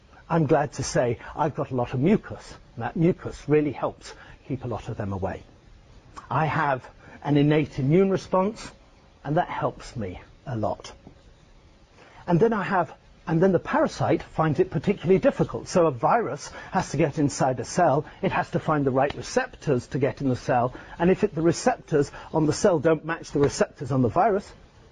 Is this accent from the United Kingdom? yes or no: yes; Scotland, United Kingdom; moved away; my hometown up in Scotland.